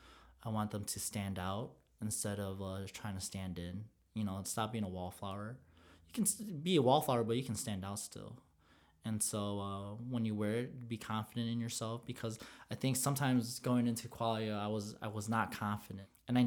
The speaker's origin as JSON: {"language": "English", "country": "Philippines", "said": "You know what, to go back on the favorite part of the Filipino culture, it's how we can blend in anywhere. Bro, we can go in any nationality and blend in, and we're cool with everyone."}